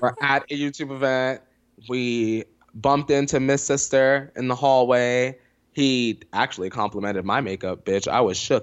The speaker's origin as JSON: {"language": "English", "region": "New York", "country": "United States", "tie": "born or raised there", "also_born_or_lived": "Poconos, Pennsylvania", "moved": "yes", "said": "I grew up in New York and then I, my family plucked my ass out"}